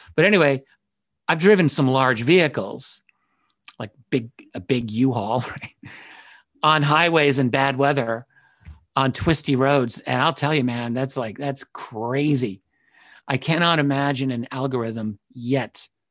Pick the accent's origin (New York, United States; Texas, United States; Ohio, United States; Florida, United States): New York, United States; as a New Yorker, I grew up with, everyone I grew up with talked like